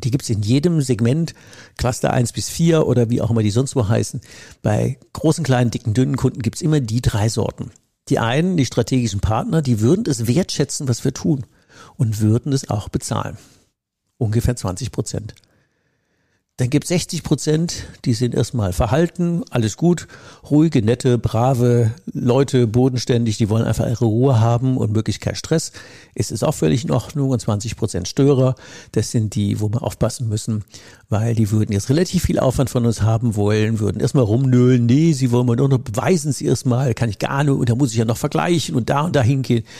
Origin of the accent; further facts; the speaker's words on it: Rhineland-Palatinate, Germany; in der Pfalz, wo ich herkomme, in der Südpfalz